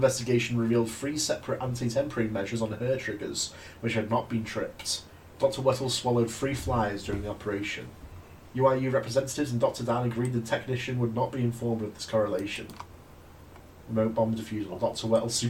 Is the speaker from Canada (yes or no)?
no; United Kingdom; I'm British.